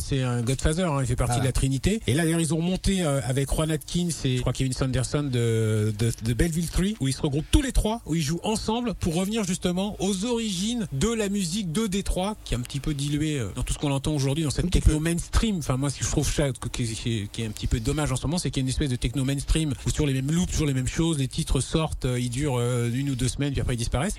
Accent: Morocco; moved away; Moi, je viens d'Afrique, je suis né au Maroc.

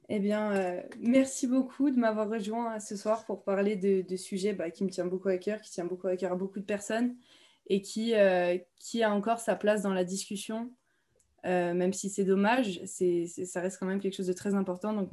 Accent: Lyon, Auvergne-Rhône-Alpes, France; moi, je suis lyonnaise d'origine

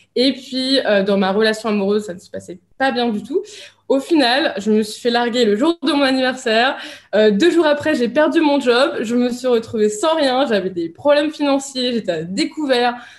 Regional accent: France; moved away as an adult; now in Dubai, United Arab Emirates; je, quitte la France. Donc je suis partie vivre euh, ici à Dubaï

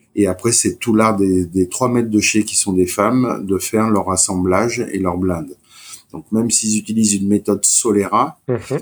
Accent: Martinique; je suis originaire de Martinique

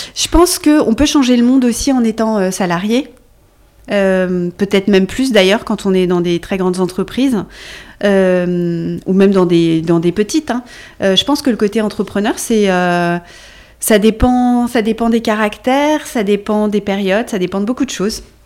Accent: Brittany, France; also born or lived in Luxembourg / Brussels / London / Budapest; now in Paris, France; Je suis bretonne

